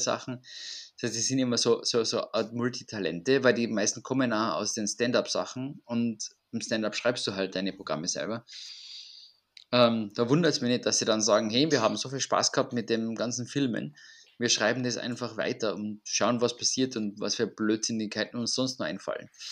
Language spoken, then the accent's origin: German; Austria; bei uns in Österreich